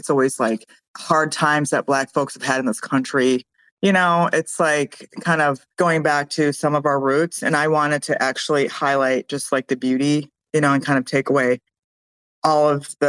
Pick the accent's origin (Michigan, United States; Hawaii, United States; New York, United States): Michigan, United States; growing up in Michigan